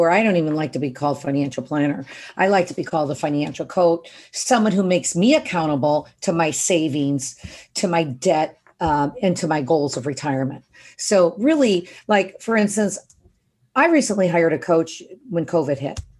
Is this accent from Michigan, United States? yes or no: yes; Detroit, Michigan, United States; moved away as an adult; I mean, I came out here from Detroit 35 years ago and I started with 50 bucks a month.